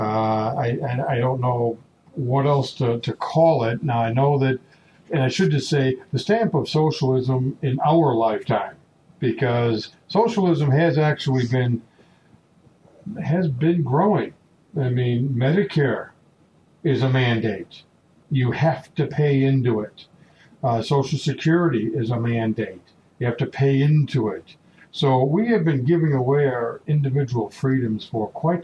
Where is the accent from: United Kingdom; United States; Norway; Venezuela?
United States; we as Americans